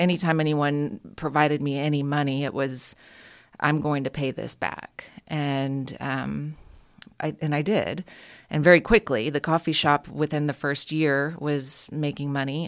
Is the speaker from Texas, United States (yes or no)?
yes; Houston, Texas, United States; also born or lived in San Marcos, Texas; when I was growing up in Houston